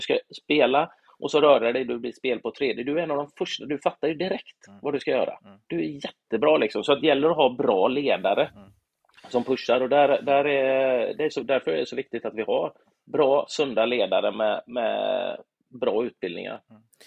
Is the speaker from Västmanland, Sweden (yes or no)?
no; Gothenburg, Västra Götaland, Sweden; i den lilla klubb jag växte upp i, Göteborg